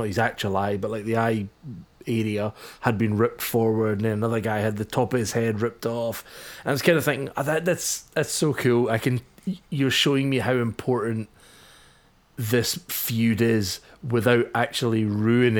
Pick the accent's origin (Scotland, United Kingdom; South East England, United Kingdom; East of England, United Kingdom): Scotland, United Kingdom; as a Scotsman